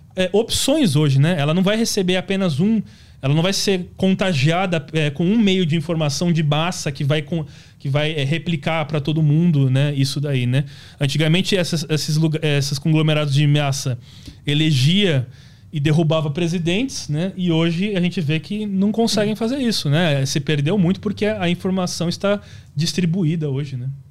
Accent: Santana de Parnaíba, São Paulo, Brazil; born or raised there

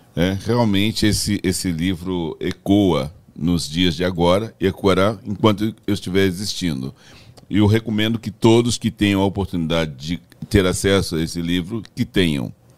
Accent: Brazil; also born or lived in Belo Horizonte / São Paulo; eu sou brasileiro

